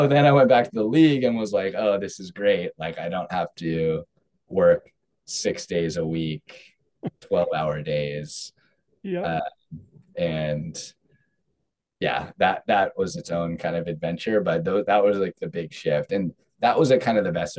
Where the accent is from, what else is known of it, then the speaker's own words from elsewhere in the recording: California, United States; I'm from California